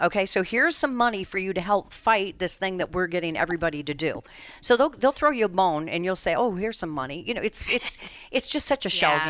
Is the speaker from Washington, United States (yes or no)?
no; Colorado, United States; now in Connecticut, United States; my home state of Colorado.